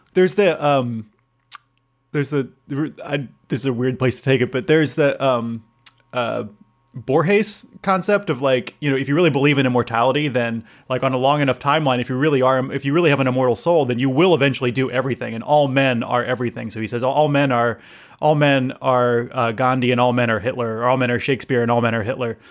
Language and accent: English; United States; moved away; I'm American